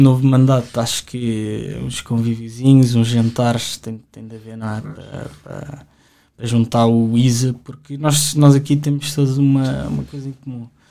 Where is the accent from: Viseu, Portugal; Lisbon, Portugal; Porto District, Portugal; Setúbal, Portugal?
Lisbon, Portugal; eu sempre vivi aqui em Lisboa